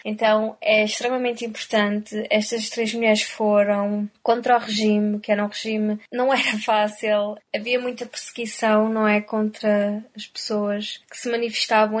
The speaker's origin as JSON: {"language": "Portuguese", "country": "Portugal", "tie": "born or raised there", "accent": "Portuguese", "moved": "yes", "lives_now": "Dublin, Ireland", "said": "sendo portuguesa, não é? tendo nascido e vivido e crescido na cultura portuguesa"}